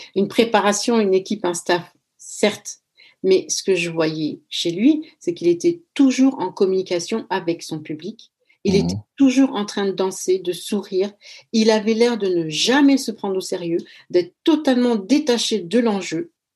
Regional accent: France; moved away as an adult; also born or lived in Equatorial Guinea; now in Netherlands; j'ai grandi en France, donc ma personnalité, elle est influencée par la culture française. Mais euh, j'habite aux Pays-Bas maintenant

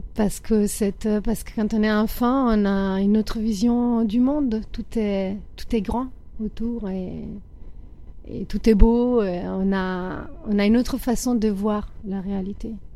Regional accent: Italy; moved away; Moi j'ai grandi en Italie, dans la campagne italienne.

